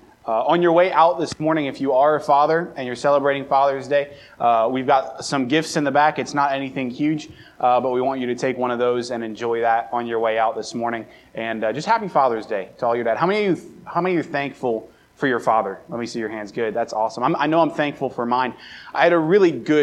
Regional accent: Baltimore, Maryland, United States; now in Brookings, United States; I grew up right around Baltimore

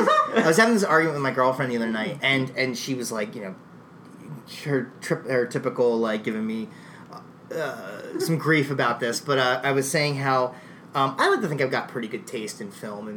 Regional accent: East Coast, United States; we're all from the East Coast

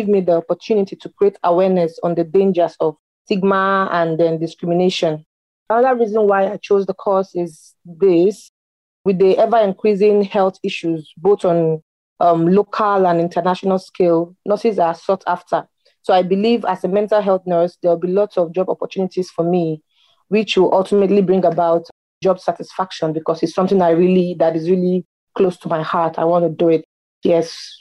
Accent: Nigeria; now in United Kingdom; I am from Nigeria originally.

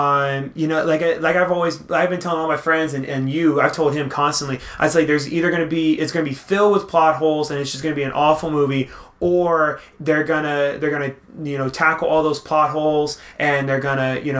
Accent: the South, United States; We're both from the we're from the South

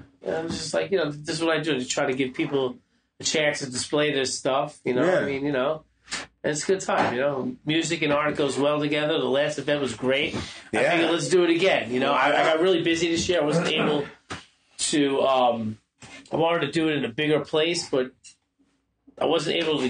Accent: Brooklyn, New York, United States; I'm an old hardcore guy, you know, grew up going to CB's, I grew up in Brooklyn, I'm a kung fu guy.

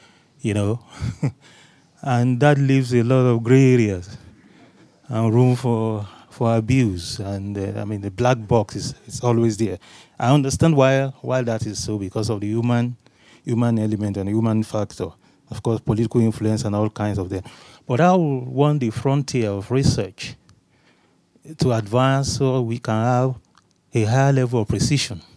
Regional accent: Nigeria; I'm from Nigeria.

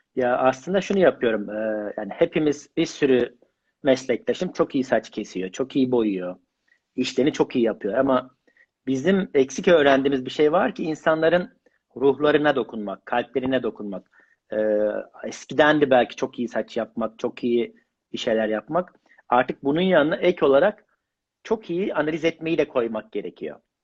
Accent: Mersin, Turkey; now in Istanbul, Turkey; Ben ilk işte Mersinliyim

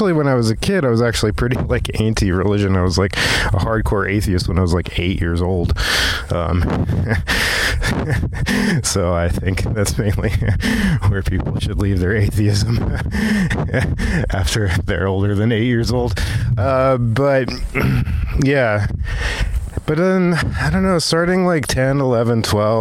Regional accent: Virginia Beach, Virginia, United States; also born or lived in Silver Spring, Maryland; I was actually born in Silver Spring, Maryland. And I moved down to Virginia Beach when I was 3 years old.

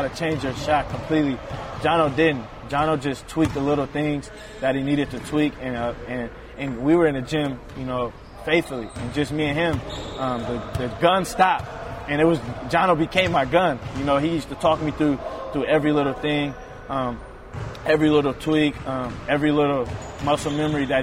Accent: Oakland, California, United States; moved away as an adult; also born or lived in Montana; coming from Oakland and California, you're used to the fast-paced life, you know, city kid

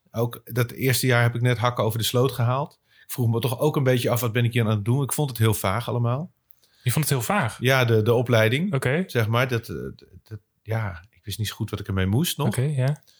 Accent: Bussum, North Holland, Netherlands; moved away as an adult; also born or lived in Kampen; ik kom uit, uit eh, Bussum, ik kom uit het Gooi.

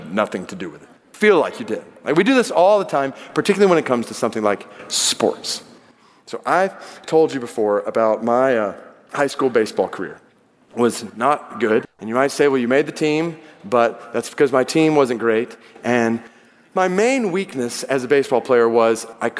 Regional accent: Atlanta, Georgia, United States; I grew up in Atlanta

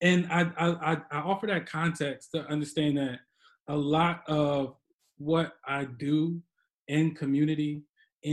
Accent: Chester, Pennsylvania, United States; I grew up in Chester Upland School District

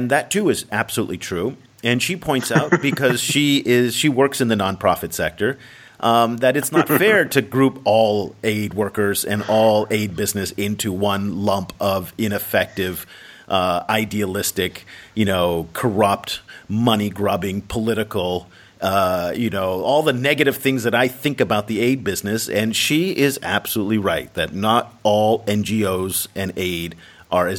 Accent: United States; I am an American and I am a Westerner

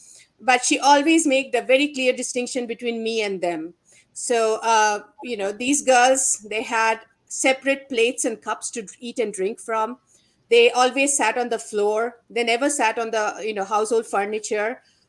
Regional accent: India; moved away; So when I was growing up in India, I grew up in a middle-class Bengali household

